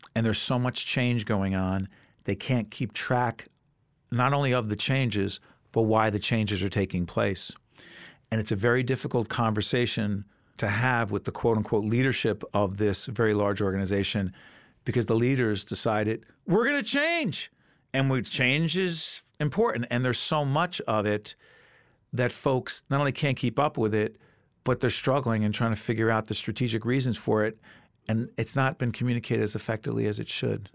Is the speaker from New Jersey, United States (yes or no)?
yes; Montclair, New Jersey, United States; my hometown of Montclair